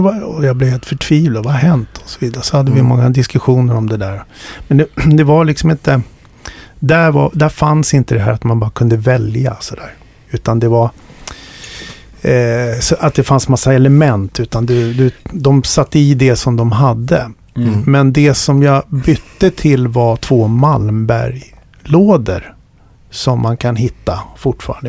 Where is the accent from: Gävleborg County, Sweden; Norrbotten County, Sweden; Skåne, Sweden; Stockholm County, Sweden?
Stockholm County, Sweden; Stockholm; jag växte upp i Stockholm